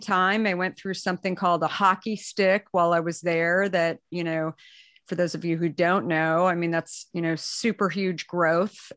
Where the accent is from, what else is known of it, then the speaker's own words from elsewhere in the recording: Arizona, United States; moved away; also born or lived in New York; I, I grew up in Arizona